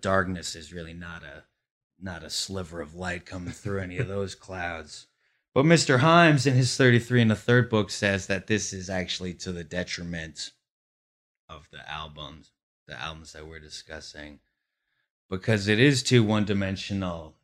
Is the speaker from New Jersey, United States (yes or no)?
yes; Glen Rock, New Jersey, United States; now in Brooklyn, United States; the town in New Jersey that I grew up in was only about one point two square miles